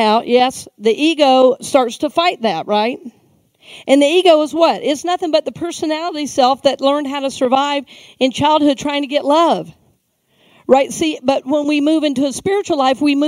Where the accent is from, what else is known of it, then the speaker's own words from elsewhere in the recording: Georgia, United States; now in Tampa, United States; I grew up in Georgia. You know, we always say a little town outside of Atlanta